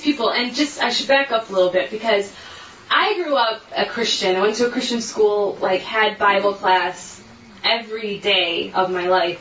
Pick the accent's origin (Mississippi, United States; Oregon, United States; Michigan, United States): Michigan, United States; Detroit; I'm from Detroit